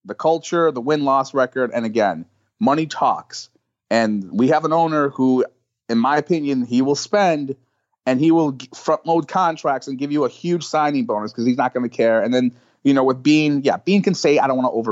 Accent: Buffalo, New York, United States; now in New York City, United States; I'm from Buffalo

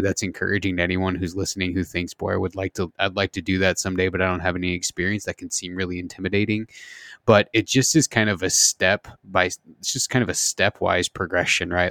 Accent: Southern Indiana, United States; I grew up in the Midwest, uh, in, in Indiana, Southern Indiana

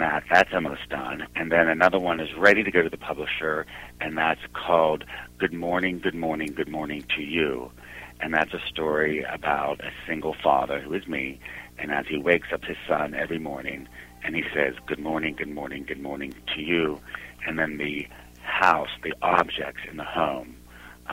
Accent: Sparta, Peloponnese, Greece; we are from Sparta, Greece

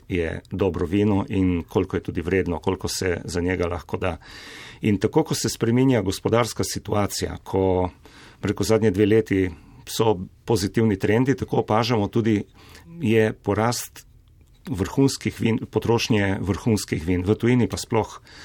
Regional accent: Slovenia; Slovenci smo

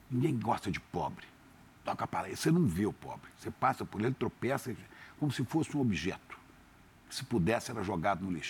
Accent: Santa Maria, Rio Grande do Sul, Brazil; born there; Quando eu nasci, é, em Santa Maria, primeiro filho, papai fazendo topografia lá no Rio Grande do Sul, por isso eu fui nascer lá

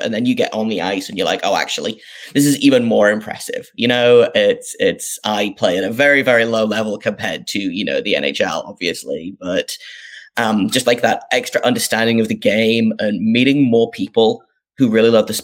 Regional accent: North East England, United Kingdom; I grew up in the northeast of England, if people can't tell from my accent.

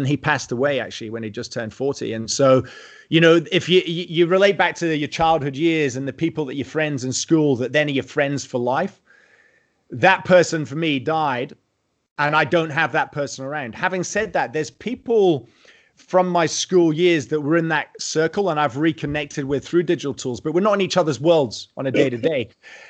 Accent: South Queensferry, Scotland, United Kingdom; accent: Scottish; moved away as an adult; also born or lived in England / Europe; now in Australia; I grew up just outside Edinburgh in a place called South Queensferry, where the bridges are.

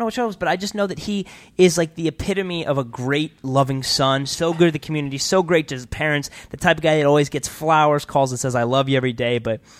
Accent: Canton, Ohio, United States; moved away; He is from my hometown.

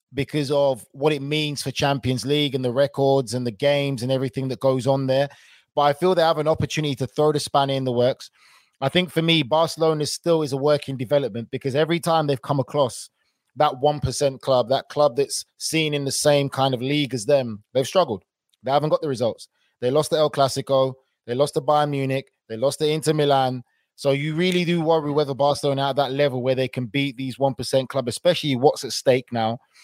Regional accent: London, United Kingdom; I was born in London

